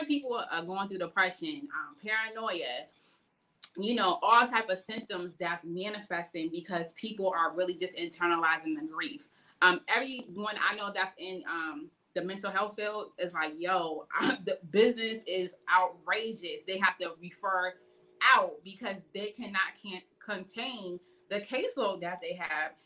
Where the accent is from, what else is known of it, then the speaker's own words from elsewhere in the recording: Boston, Massachusetts, United States; moved away; where I was born and raised out in Boston